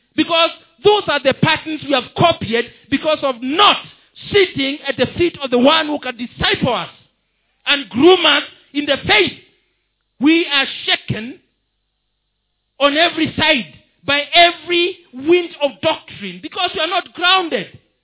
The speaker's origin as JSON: {"language": "English", "country": "Kenya", "said": "I'm a Kenyan citizen"}